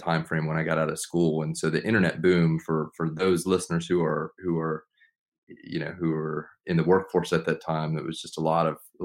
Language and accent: English; Charlotte, North Carolina, United States; moved away as an adult; also born or lived in Durham, North Carolina; now in Chapel Hill, United States; I grew up in Charlotte, so originally from Charlotte